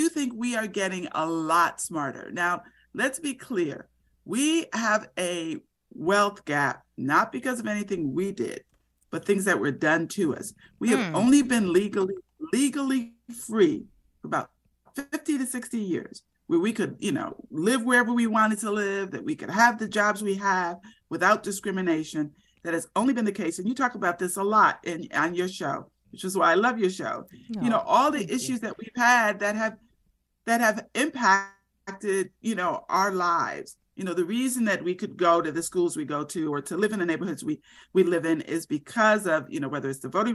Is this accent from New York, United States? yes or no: no; Florida, United States; when I was growing up in Florida